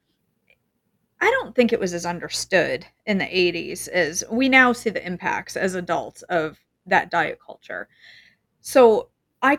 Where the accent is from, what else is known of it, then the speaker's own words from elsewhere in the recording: Maine, United States; I'm from Maine